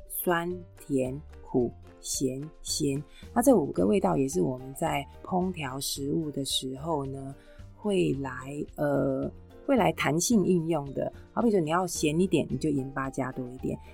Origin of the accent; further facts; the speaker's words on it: Taipei, Taiwan; 我自己身为北投人